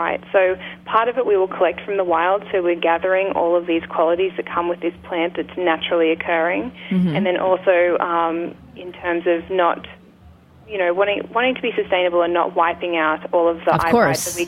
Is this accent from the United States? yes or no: no; Australia; I'm an Australian.